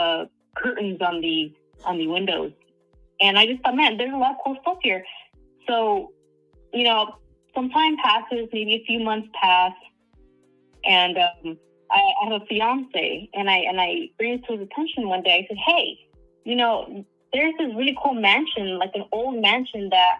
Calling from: Southern California, United States; I'm calling from Southern California

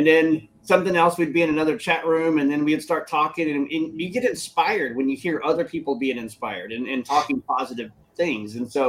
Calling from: Michigan, United States; I'm coming from Michigan, United States.

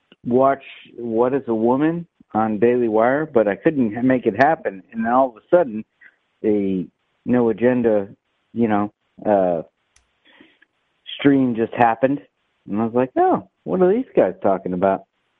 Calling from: San Francisco, California, United States; San Francisco.

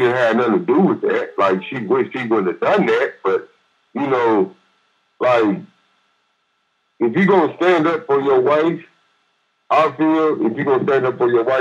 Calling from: Fort Worth, Texas, United States; I'm calling from Fort Worth

